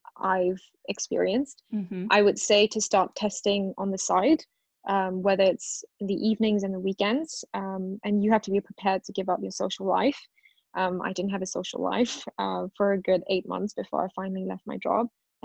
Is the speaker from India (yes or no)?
yes; India; The food is really good. And I say that as an Indian.